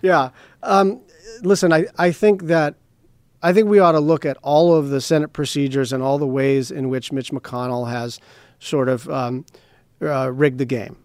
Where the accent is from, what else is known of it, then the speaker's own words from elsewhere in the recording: Hawaii, United States; I come from Hawaii